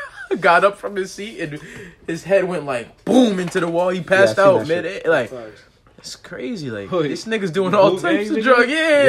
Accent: New York City, New York, United States; I'm from Edenwald, bro.

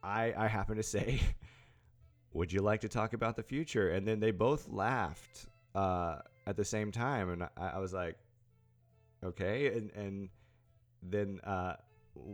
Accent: East Tennessee, United States; now in Nashville, United States; I'm from East Tennessee

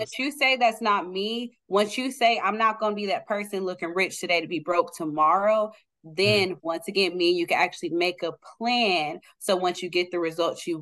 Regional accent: Oklahoma City, Oklahoma, United States; I'm born and raised in Oklahoma City

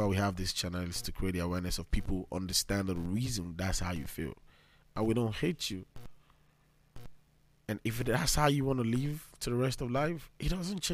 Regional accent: Nigeria; I'm from Nigeria, and you should understand what it means by coming from Nigeria

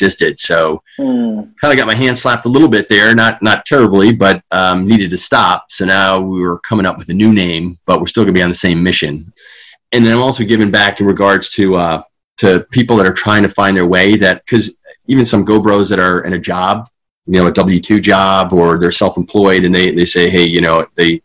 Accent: Long Island, New York, United States; now in Granger, United States; So I was born and raised in Long Island, New York.

